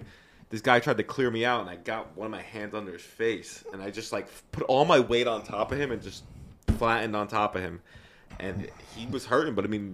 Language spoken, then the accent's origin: English; New York City, New York, United States; Growing up in the Bronx, Yankees, all that.